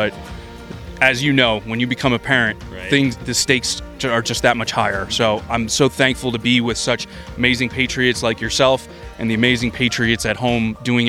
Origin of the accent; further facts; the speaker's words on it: New Jersey, United States; moved away; I was originally from New Jersey.